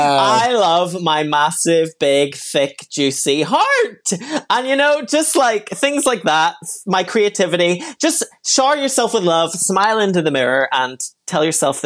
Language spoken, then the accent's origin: English; Belfast, Northern Ireland, United Kingdom; I'm from Belfast.